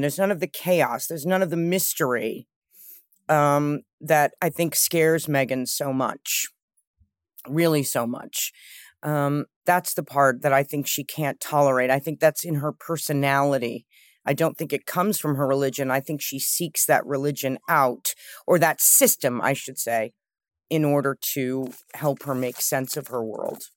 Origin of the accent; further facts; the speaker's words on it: New York City, New York, United States; I grew up with my mother in New York